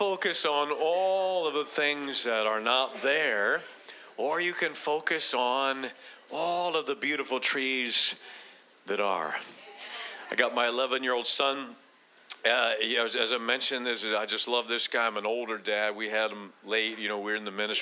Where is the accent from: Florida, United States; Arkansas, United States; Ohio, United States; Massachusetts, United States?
Ohio, United States; Akron; moved away; I'm originally from Akron, Ohio